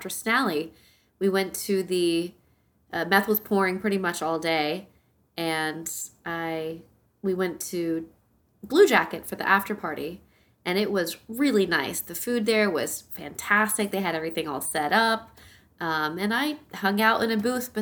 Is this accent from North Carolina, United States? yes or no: yes; North Carolina, United States; from Wilson, North Carolina. Shout out to my home state